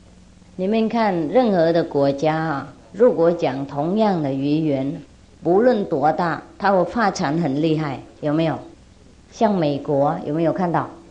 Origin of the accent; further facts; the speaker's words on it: China; 那我们中国人五千年的文化，不晓得混到哪里去了